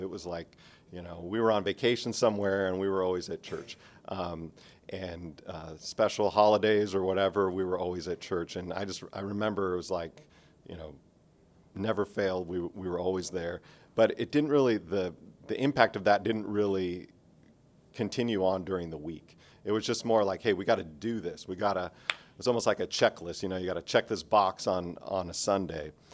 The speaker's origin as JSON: {"language": "English", "area": "outside of Los Angeles", "region": "California", "country": "United States", "tie": "born or raised there", "moved": "as an adult", "said": "California, 'cause that's where I was, uh, born and raised. I spent twenty-two years there, um, outside of Los Angeles a little bit"}